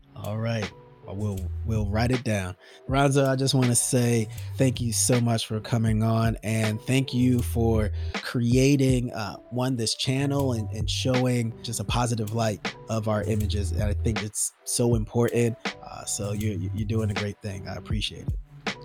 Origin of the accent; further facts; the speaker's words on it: United States; I'm American, red-blooded, steak-eating.